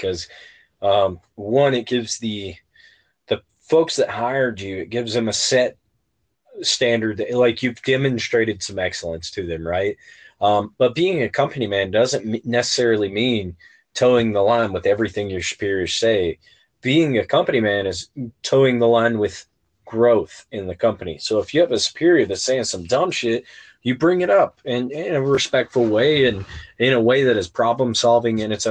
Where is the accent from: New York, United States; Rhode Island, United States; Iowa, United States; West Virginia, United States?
West Virginia, United States; growing up in West Virginia